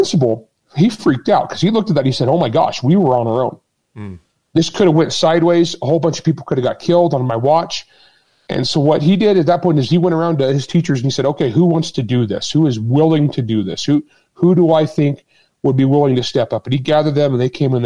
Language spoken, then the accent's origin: English; Utah, United States; I taught CCW in Utah. That's my home state